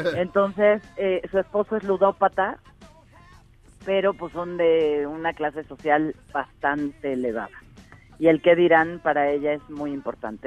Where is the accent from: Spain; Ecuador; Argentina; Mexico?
Mexico